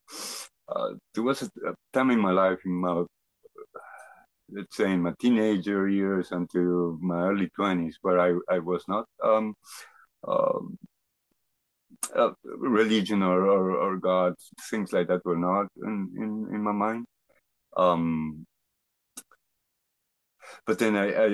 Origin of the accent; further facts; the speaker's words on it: Argentina; moved away as an adult; now in Canada; I grew up in Argentina. I moved to Canada after when I was 28 years old